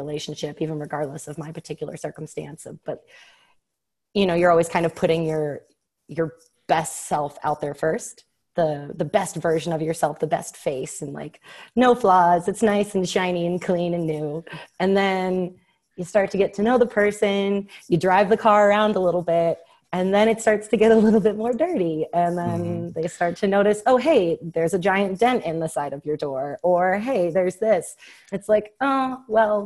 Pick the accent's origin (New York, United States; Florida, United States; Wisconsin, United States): Florida, United States; Tampa; moved away as an adult; now in Denver, United States; I'm from Tampa